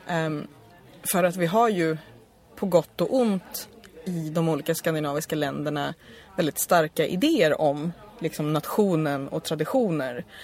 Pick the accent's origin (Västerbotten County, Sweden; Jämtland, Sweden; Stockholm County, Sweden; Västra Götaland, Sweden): Stockholm County, Sweden; Stockholm; Jag är ju från Stockholm också